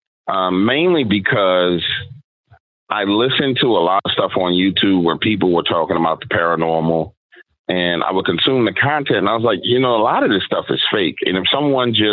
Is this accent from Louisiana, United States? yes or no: yes; New Orleans, Louisiana, United States; I'm born and raised in New Orleans, Louisiana, but my neighborhood was pretty much the swamps, right? And it's New Orleans East